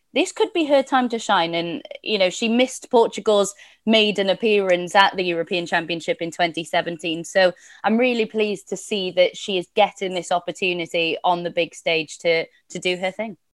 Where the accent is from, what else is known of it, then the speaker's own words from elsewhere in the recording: Welsh, Wales, United Kingdom; I'm Welsh